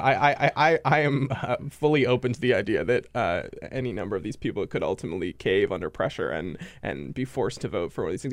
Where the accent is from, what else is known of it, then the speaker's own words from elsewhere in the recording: Rhode Island, United States; I grew up in Rhode Island